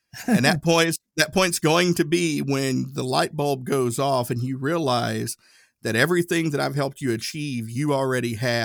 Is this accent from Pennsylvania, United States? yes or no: no; Erwin, Tennessee, United States; My hometown, Irwin, Tennessee, it's a great place to live. But there just wasn't a lot of opportunity there.